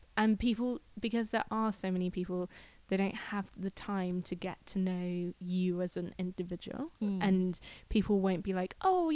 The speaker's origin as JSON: {"language": "English", "area": "Devon", "region": "South West England", "country": "United Kingdom", "moved": "as an adult", "lives_now": "Vancouver Island, Canada", "said": "I guess I came from Devon in England, which is in the southwest, mm-hmm, home to the hippies and the surfers."}